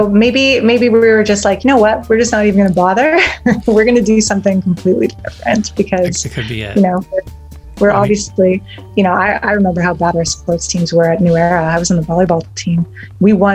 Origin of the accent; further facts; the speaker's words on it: Brandon, Manitoba, Canada; also born or lived in Winnipeg / Thompson; I didn't move to Brandon until I was 8